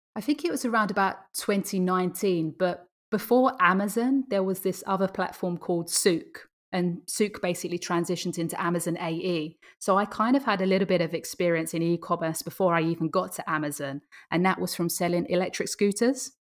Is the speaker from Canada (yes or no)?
no; Essex, East of England, United Kingdom; moved away as an adult; now in Dubai, United Arab Emirates; I was born in England, um, in Essex, if anyone knows where that is.